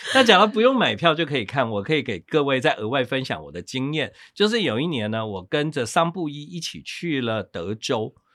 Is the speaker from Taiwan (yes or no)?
yes; southern Taiwan, Taiwan; moved away; 我是南部来的孩子嘛